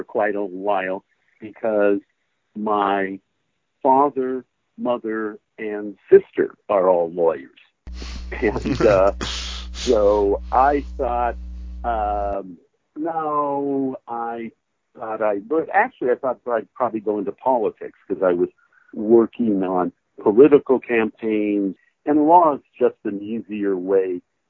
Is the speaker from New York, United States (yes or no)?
no; California, United States; moved away as an adult; also born or lived in Massachusetts / Hawaii; I was born and raised in California